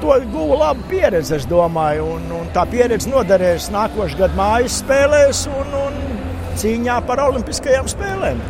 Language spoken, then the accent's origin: Latvian; Jūrmala, Latvia; es esmu jūrmalnieks pats